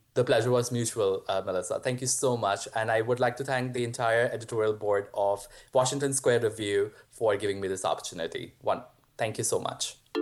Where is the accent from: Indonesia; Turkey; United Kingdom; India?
India; moved away as an adult; also born or lived in Mankato, Minnesota, United States; now in United States; I grew up in India